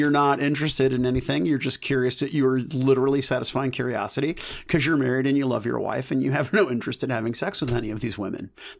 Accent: United States; Chris, I'm an American.

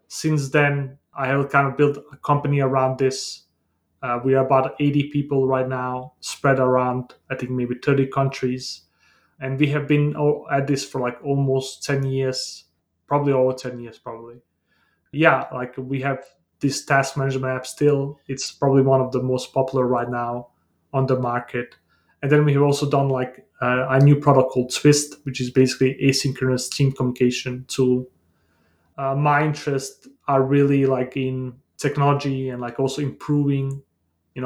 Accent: Denmark; also born or lived in Bosnia; I was born in Bosnia in a small town, and I grew up in Denmark due to the war in the Balkans during the 90s

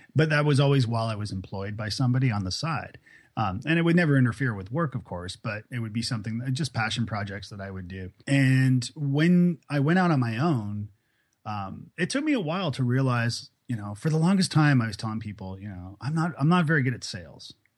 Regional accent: Toronto, Ontario, Canada; moved away as an adult; also born or lived in Ireland / Scotland / Prague; now in Nashville, United States; Toronto where I'm from

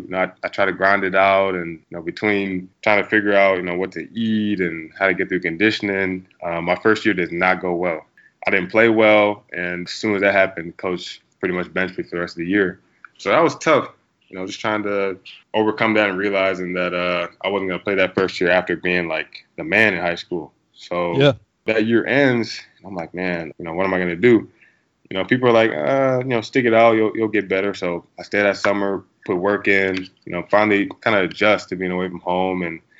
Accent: Kansas, United States; moved away as an adult; now in Boston, United States; we grew up in Kansas because he went to KU. So I grew up in a small town, not a whole lot to do, really a cow town.

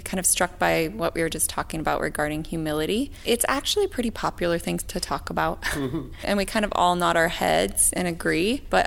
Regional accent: Seattle, Washington, United States; I come from Seattle, so sometimes this feels like a non-issue because we're very progressive and liberal in Seattle

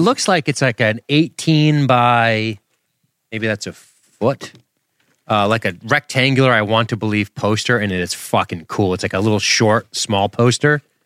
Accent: Massachusetts, United States; we're from Massachusetts

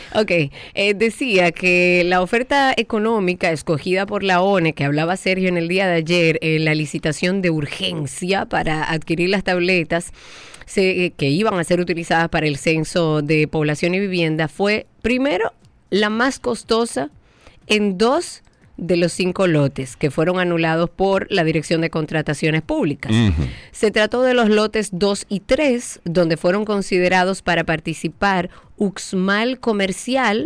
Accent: Dominican Republic; uno como dominicano de bien que paga sus impuestos

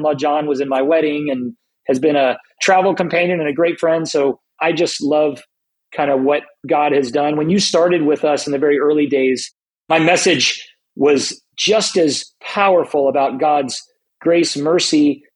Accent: South Florida, United States; moved away as an adult; also born or lived in Southern California; I moved from South Florida, where I was raised, to Southern California

